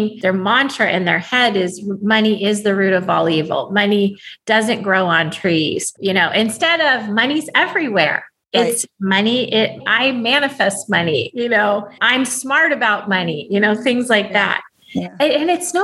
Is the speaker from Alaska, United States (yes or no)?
yes; Alaska, United States; now in California, United States; I live in California, but I was raised in Alaska